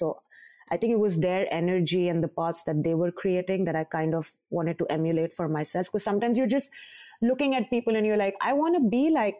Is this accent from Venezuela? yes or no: no; Karachi, Sindh, Pakistan; moved away as an adult; also born or lived in New York, United States; now in Karachi, Pakistan; I've been shuttling back and forth between New York and Karachi, which is my hometown.